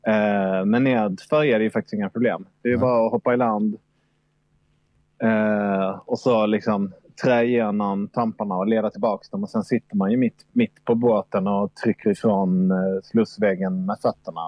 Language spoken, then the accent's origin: Swedish; Malmö, Skåne, Sweden; Jag är uppvuxen i Malmö